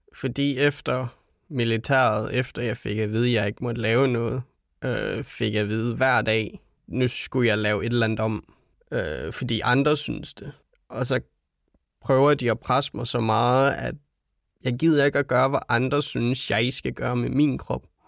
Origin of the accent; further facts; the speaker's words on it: Denmark; vi som danskere